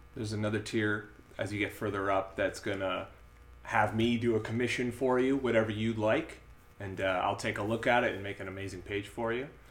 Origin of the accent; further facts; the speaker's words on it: Winnipeg, Manitoba, Canada; we're from Winnipeg.